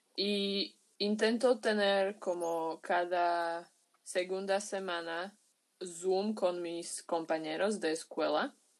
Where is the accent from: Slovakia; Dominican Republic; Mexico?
Slovakia; Bratislava, Bratislava Region; Spanish is a second language; soy de Eslovaquia, de Bratislava, es la capital de aquí.